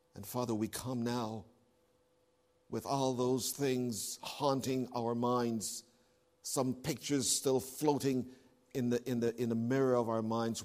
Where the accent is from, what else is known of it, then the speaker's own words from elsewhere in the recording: Canada; moved away; As a Canadian